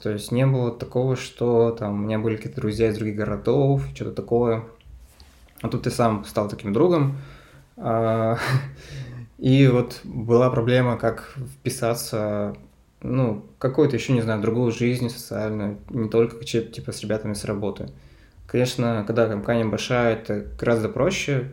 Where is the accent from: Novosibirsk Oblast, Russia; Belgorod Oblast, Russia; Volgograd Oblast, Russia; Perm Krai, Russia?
Perm Krai, Russia; Lysva; я родом из Перми, и я переехал из маленького города, который называется Лысьево, а, в этот такой, типа, региональный центр.